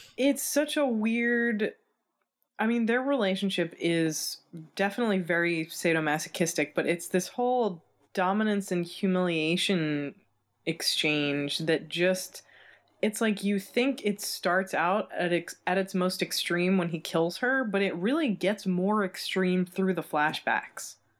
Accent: United States; as an American, we didn't learn anything about this in, in school

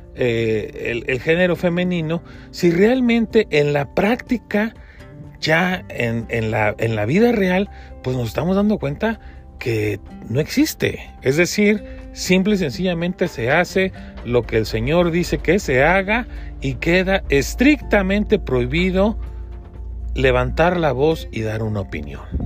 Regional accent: Mexico; como, mexicano

